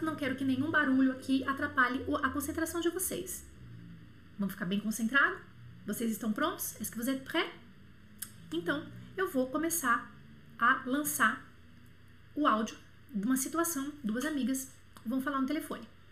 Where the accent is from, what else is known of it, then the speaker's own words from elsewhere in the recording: Bauru, São Paulo, Brazil; moved away; also born or lived in Montreal; pertinho lá de Bauru, da minha cidade natal